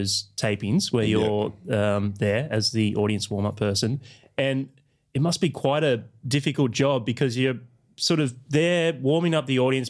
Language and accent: English; Doncaster, Victoria, Australia; I'm from Doncaster.